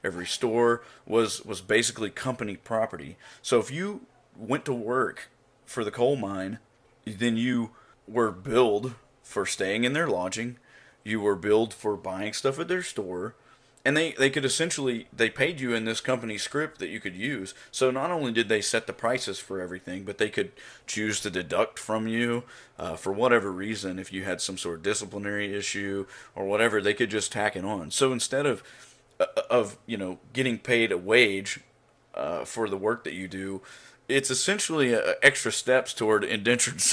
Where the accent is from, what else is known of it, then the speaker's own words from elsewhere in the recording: Oklahoma, United States; the place where I grew up in Oklahoma was a railroad town